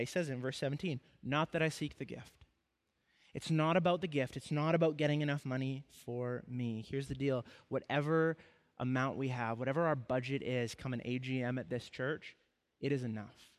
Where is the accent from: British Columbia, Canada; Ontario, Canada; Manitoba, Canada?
British Columbia, Canada; Kamloops; moved away as an adult; before I moved away from my hometown of Kamloops